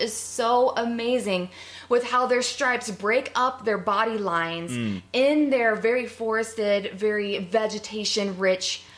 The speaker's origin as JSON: {"language": "English", "region": "Southern Ohio", "country": "United States", "said": "I am a Buckeye. I am from Southern Ohio"}